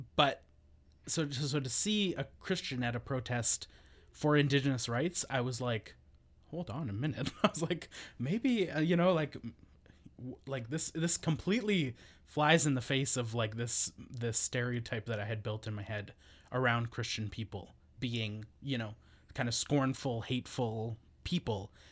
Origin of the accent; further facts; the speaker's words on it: northern Alberta, Canada; moved away as an adult; now in Victoria, Canada; I'm not from Victoria originally. I w, grew up in Treaty Eight territory in northern Alberta.